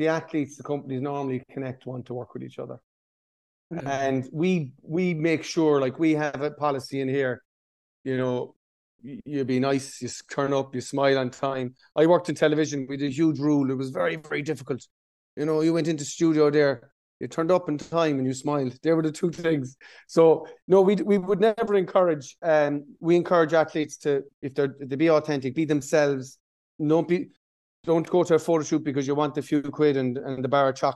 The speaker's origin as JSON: {"language": "English", "town": "Tralee", "region": "Munster", "country": "Ireland", "tie": "born or raised there", "moved": "yes", "lives_now": "Dublin, Ireland", "said": "growing up in Tralee"}